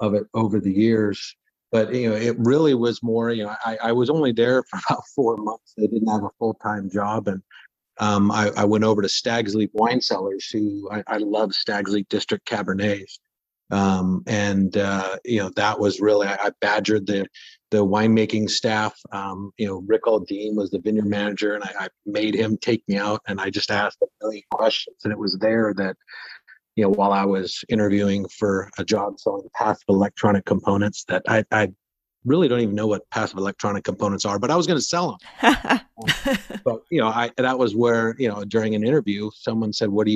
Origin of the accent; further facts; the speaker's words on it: Central California, United States; also born or lived in Irvine, California / Napa, California; growing up in Central California, where I went to high school